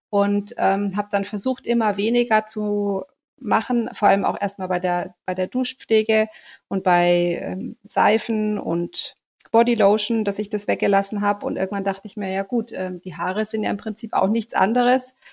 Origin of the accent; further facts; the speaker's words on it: near Augsburg, Bavaria, Germany; Ich komme ähm, aus der Nähe von Augsburg, bin 40 Jahre alt, bin Mama von zwei Kindern, die zwölf und ähm, fast sechs Jahre alt sind. Und ähm, wir leben hier äh, in der Nähe von Augsburg